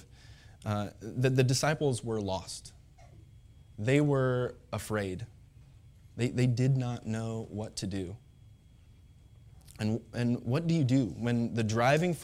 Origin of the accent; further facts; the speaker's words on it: Pontiac, Illinois, United States; I grew up in Pontiac, Illinois